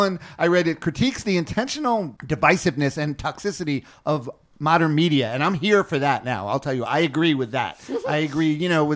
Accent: New York, United States; I was born in New York, so Mulberry Street

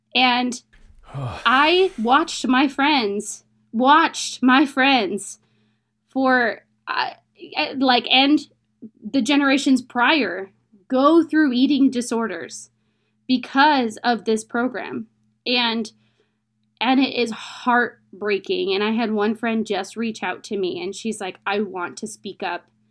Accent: United States; I'm from America

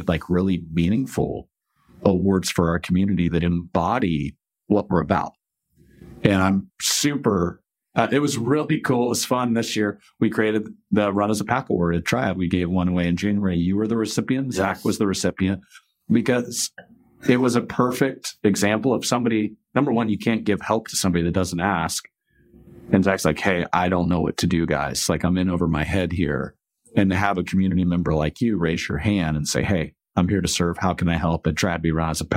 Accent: Kansas, United States; growing up in Kansas

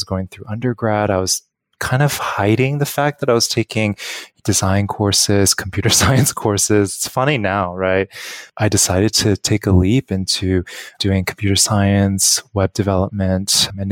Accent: Los Angeles, California, United States; moved away as an adult; also born or lived in San Diego; now in New York City, United States; I am from Los Angeles, born and raised

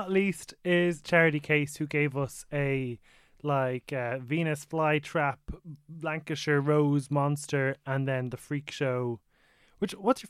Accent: Balbriggan, Leinster, Ireland

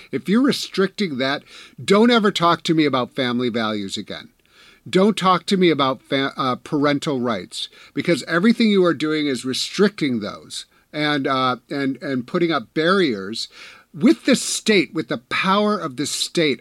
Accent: Wisconsin, United States; I'm from Wisconsin

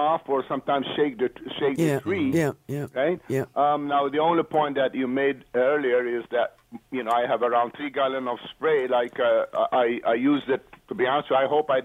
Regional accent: Malta; accent: Maltese; It's my Maltese accent.

